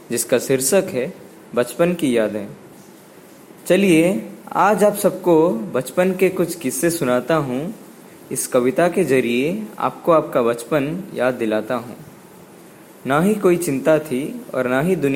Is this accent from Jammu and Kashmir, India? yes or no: no; Odisha, India; नमस्कार दोस्तों … और मैं उड़ीसा से हूँ